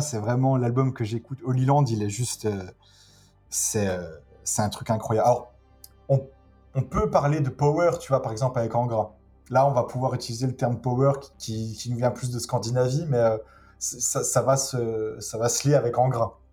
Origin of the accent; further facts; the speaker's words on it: France; je suis français